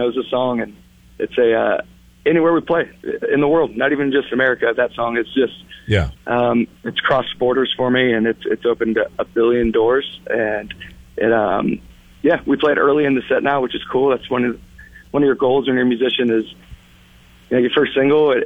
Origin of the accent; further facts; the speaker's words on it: Yuba City, California, United States; in Yuba City, my hometown